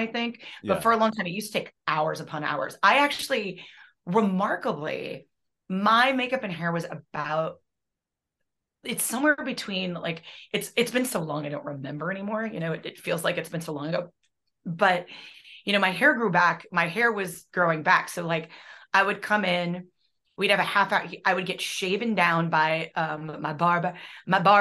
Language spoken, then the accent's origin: English; Midwest, United States; I'm from the Midwest